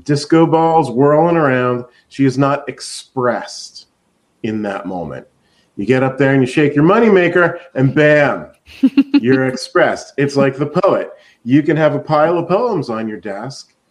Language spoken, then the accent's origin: English; Reading, Pennsylvania, United States; moved away as an adult; also born or lived in Los Angeles; now in Seattle, United States; I grew up in Pennsylvania, in Reading, Pennsylvania